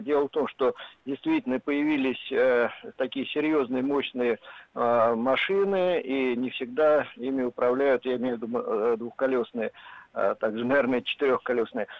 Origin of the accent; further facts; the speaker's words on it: Moscow, Russia; я из Москвы